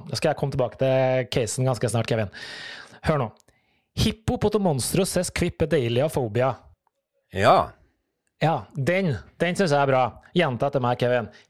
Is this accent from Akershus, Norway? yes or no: no; Trøndelag, Norway; Du, jeg er jo trønder, så det, det, det former jo farget mitt. Men jeg har blitt ganske utvaska.